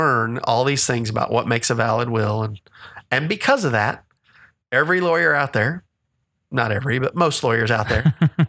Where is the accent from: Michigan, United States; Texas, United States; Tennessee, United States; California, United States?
Texas, United States; I'm a Texan. I still claim this as my domicile is the term.